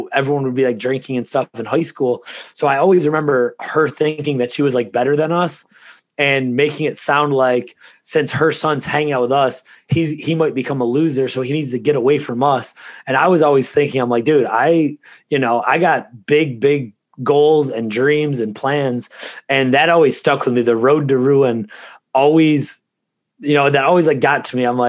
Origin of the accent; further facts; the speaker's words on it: Ransomville, New York, United States; where we grew up in Ransomville, it's an even smaller town than Lewiston